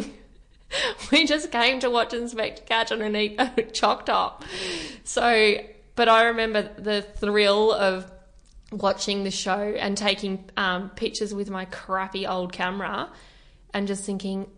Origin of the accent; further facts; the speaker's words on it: Torquay, Victoria, Australia; now in Melbourne, Australia; Torquay, if those who are listening are not aware of it, it's a surfy town